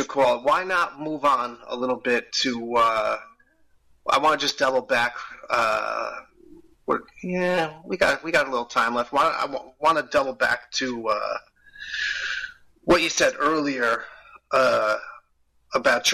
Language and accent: English; New Jersey, United States; I'm from New Jersey